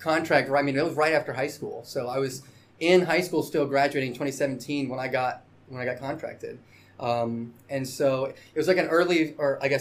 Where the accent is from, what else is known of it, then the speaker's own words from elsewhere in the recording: Biloxi, Mississippi, United States; I'm from here, you know, from Biloxi, you know, so this is my hometown